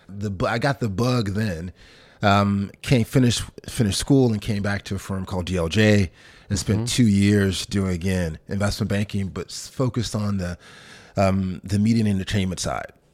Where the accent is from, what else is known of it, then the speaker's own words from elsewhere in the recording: Memphis, Tennessee, United States; moved away as an adult; also born or lived in Sardis, Mississippi / London; I'm born in a small town in Mississippi, about 10,000 folks called Sardis, uh, but then really grew up in Memphis, Tennessee. My mom moved there when I was probably five or six years old